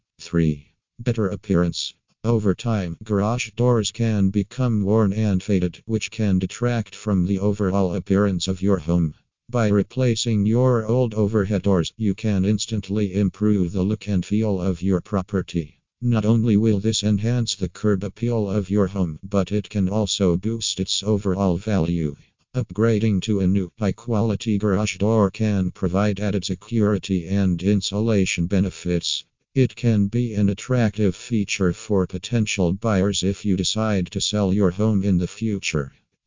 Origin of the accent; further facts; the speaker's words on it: Maryland, United States; from Maryland and USA.